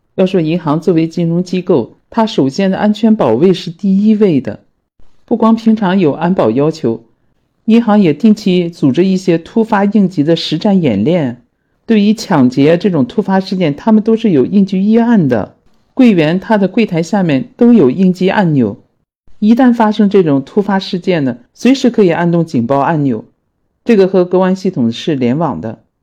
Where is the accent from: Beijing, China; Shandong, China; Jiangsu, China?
Shandong, China; Tai'an; 泰安呢，是我居住的城市，也是我的家乡